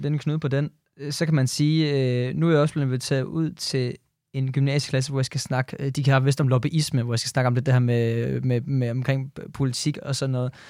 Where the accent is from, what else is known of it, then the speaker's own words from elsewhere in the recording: Jutland, Denmark; jeg er fra Jylland